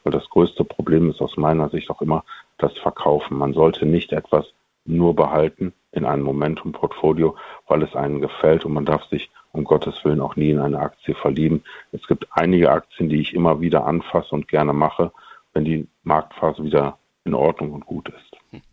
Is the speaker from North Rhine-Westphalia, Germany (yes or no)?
yes; Monheim am Rhein, North Rhine-Westphalia, Germany; Meine Heimat sind, wie die Taz letztens sagte, die kämen vom Deutschland, also Monheim am Rhein. Und da wohne ich praktisch in dem kleinen Stadtteil Baumberg. Und da ich sehr verbunden bin hier mit meiner Heimat